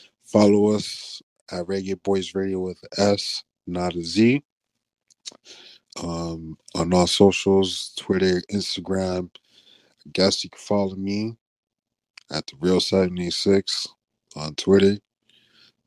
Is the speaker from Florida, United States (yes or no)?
yes; Florida, United States; I grew up in Florida